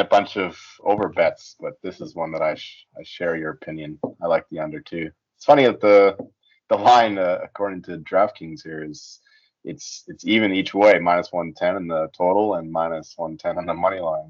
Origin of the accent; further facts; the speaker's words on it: Canada; as a Canadian